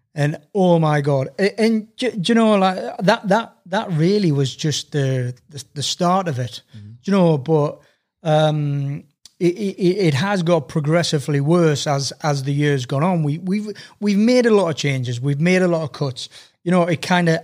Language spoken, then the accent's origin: English; Sunderland, North East England, United Kingdom; I was born in Sunderland, so I'm a Sunderland season ticket holder.